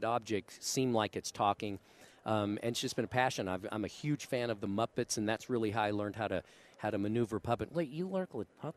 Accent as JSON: {"language": "English", "town": "Dallas", "region": "Texas", "country": "United States", "tie": "born or raised there", "moved": "yes", "lives_now": "Las Vegas, United States", "said": "I was born and raised in Dallas"}